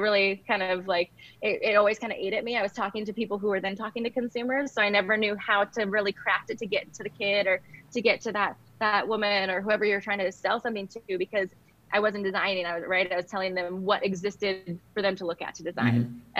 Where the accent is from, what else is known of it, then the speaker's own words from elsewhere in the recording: Southern Oregon, United States; moved away as an adult; also born or lived in Portland, Oregon / New York; I grew up in Southern Oregon.